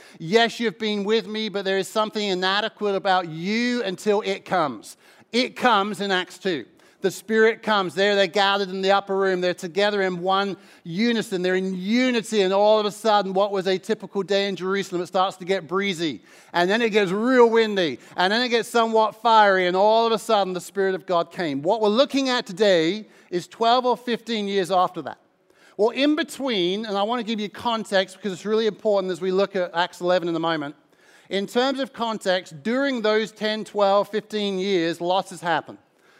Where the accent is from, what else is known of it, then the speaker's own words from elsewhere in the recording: Mildenhall, East of England, United Kingdom; I'm from across the border. I'm in Suffolk. Mildenhall is my hometown. But as you can tell at this point, my accent is somewhat rooted elsewhere.